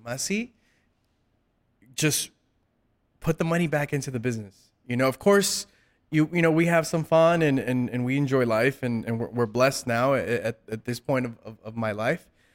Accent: South Gate, California, United States; I grew up in Southgate.

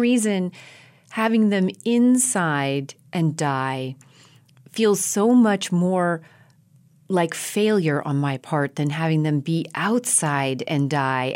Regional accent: Colorado, United States; moved away as an adult; also born or lived in New York City; having been born and raised in Colorado in big, open spaces, ponderosa pines.

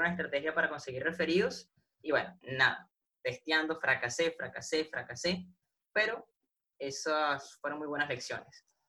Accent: Venezuela; yo soy de Venezuela. Acá en Venezuela tuvimos por lo menos marzo sin luz

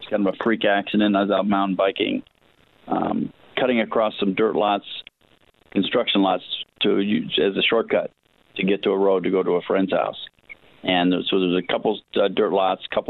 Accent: Los Angeles, California, United States; also born or lived in Hollywood / Malibu / Newport Beach; I was born in Hollywood, and raised in the San Fernando Valley

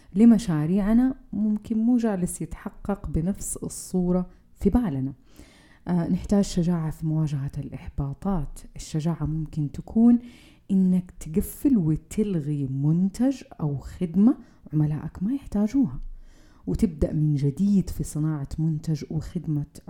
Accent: Saudi Arabia; فينا كسعوديين

